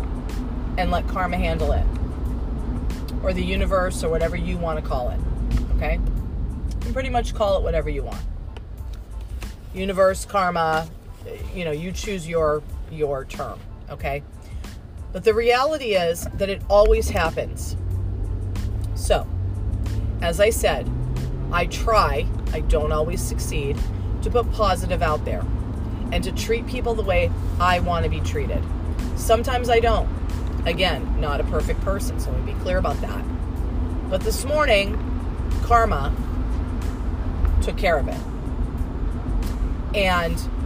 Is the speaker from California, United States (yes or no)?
yes; Southern California, United States; moved away; I was born and raised in Southern California